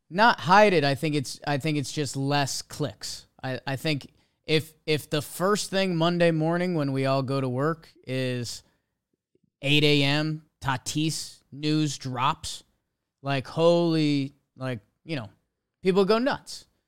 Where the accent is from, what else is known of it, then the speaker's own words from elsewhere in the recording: United States; being an American